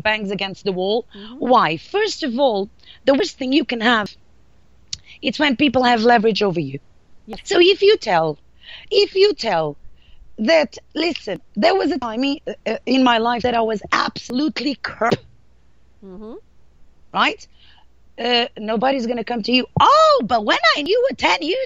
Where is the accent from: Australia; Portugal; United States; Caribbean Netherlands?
Portugal; accent: Portuguese; English is a second language; moved away as an adult; me being Portuguese, of course, when I arrived here, you can really hear my accent